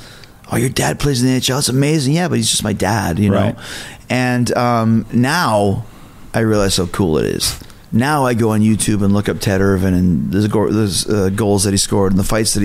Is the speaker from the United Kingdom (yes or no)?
no; Canada; I'm from Canada